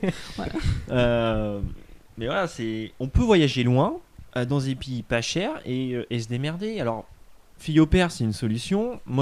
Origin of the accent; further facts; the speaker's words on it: France; Tu dis je suis français avec un bon accent et puis ça passe quoi.